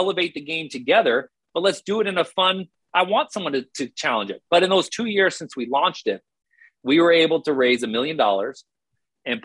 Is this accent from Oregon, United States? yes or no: yes; Portland, Oregon, United States; now in Spokane, United States; I'm from Portland